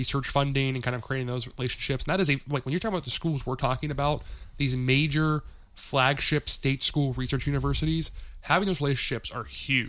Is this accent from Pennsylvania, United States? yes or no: yes; Pittsburgh, Pennsylvania, United States; And I come from Pittsburgh, where UPMC is, I think, the largest university-related medical chain in the country, essentially.